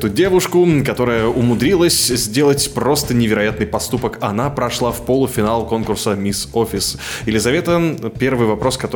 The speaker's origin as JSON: {"language": "Russian", "town": "Novosibirsk", "region": "Novosibirsk Oblast", "country": "Russia", "said": "все-таки мы из Новосибирска"}